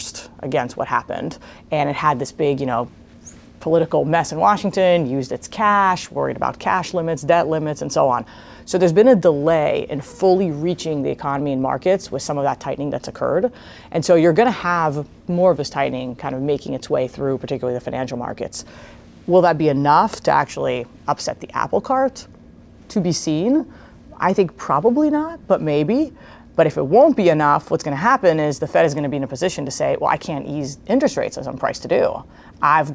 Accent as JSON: {"language": "English", "country": "Israel", "tie": "born or raised there", "also_born_or_lived": "Princeton, United States", "moved": "as an adult", "lives_now": "United States", "said": "I was born in Israel."}